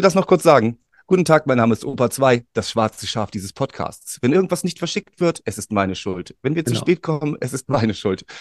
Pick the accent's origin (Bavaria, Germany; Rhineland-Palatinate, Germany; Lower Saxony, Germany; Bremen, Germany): Bremen, Germany; wir beide als Bremer